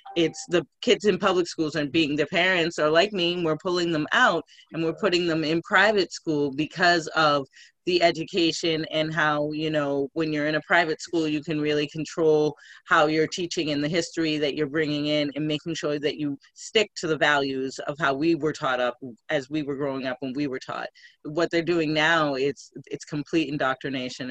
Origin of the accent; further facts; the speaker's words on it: Scituate, Massachusetts, United States; also born or lived in Boston, Massachusetts / Quincy, Massachusetts / Randolph, Massachusetts; American girl here from Boston, born and raised. I grew up on the South Shore